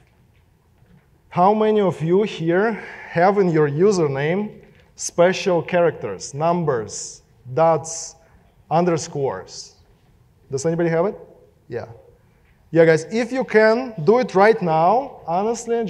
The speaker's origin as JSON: {"language": "English", "country": "Russia", "accent": "Russian", "second_language": "English", "moved": "yes", "said": "my Russian accent"}